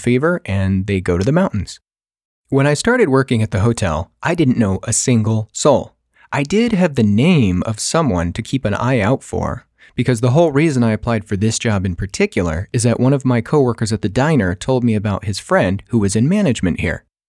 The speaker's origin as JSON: {"language": "English", "region": "California", "country": "United States", "tie": "born or raised there", "also_born_or_lived": "Colorado", "moved": "yes", "said": "I was actually born and raised in California"}